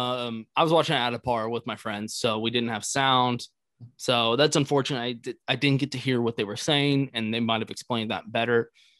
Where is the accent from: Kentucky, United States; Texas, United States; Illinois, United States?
Texas, United States; Austin; also born or lived in Eastern North Carolina / Houston, Texas; So I lived in Houston, Texas for quite a while. I grew up around here in Austin, Texas, most of my life. And then went to college down in Houston, University of Houston.